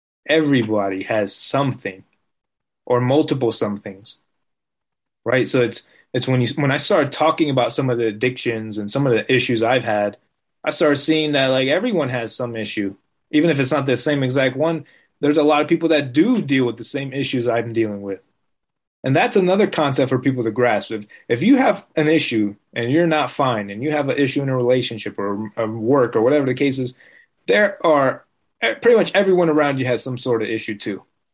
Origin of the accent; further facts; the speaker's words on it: Las Vegas, Nevada, United States; born there; also born or lived in New Jersey; I was born in Vegas, but I was living in New Jersey, which I wasn't really fond of.